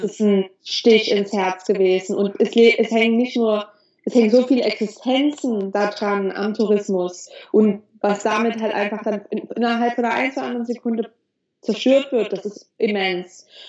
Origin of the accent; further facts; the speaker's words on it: Germany; moved away as an adult; now in Dahab, Egypt; ich bin in Deutschland geboren. Ich habe das Glück, in Deutschland geboren zu sein.